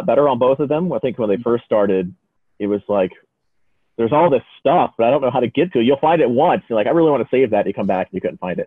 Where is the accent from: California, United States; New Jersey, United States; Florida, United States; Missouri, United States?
Florida, United States; growing up in Florida